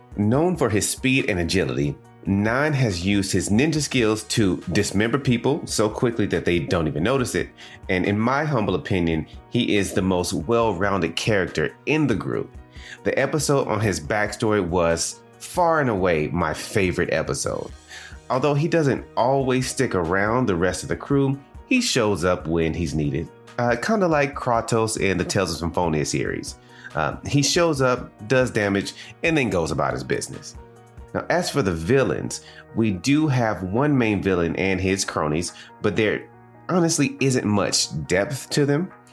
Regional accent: the American South, United States; accent: Southern; As a man, born and raised in the American South, I have been looked down upon as less intelligent and even coerced into changing the way I speak to become more quote unquote neutral

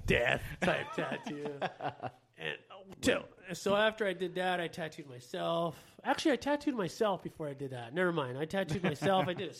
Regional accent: Los Angeles, California, United States; In L.A. So, we were always around tattoos, always around graffiti, and so that's pretty much how I got into it.

